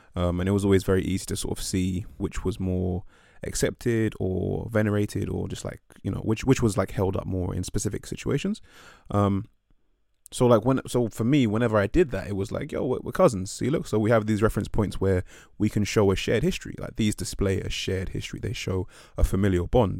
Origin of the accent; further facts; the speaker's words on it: England, United Kingdom; where I grew up, which is the U K